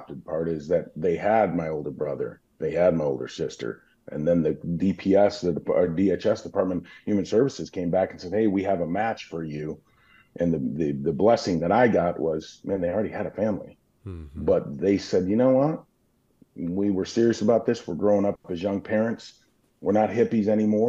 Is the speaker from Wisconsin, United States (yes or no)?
yes; Burlington, Wisconsin, United States; moved away; also born or lived in Milwaukee, Wisconsin / Tulsa, Oklahoma; growing up in Burlington, Wisconsin